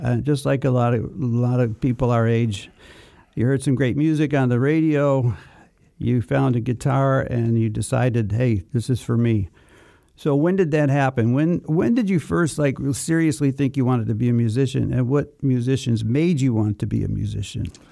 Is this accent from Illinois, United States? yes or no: yes; Chicago, Illinois, United States; moved away; Chicago, Illinois, my hometown. We grew up in Chicago at the same time